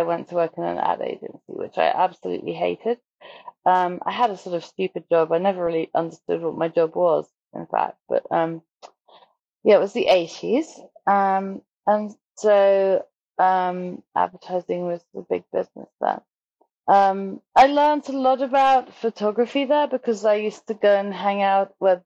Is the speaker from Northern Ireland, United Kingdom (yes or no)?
no; South East England, United Kingdom; I grew up just outside London